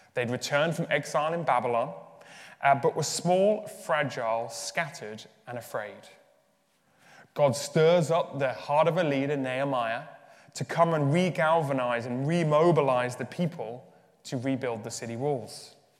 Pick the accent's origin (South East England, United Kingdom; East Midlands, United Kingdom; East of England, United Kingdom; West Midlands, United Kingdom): West Midlands, United Kingdom; Birmingham; accent: English; moved away as an adult; also born or lived in Uganda / Leeds; now in Dublin, Ireland; I was raised in Birmingham, so in the Midlands of the UK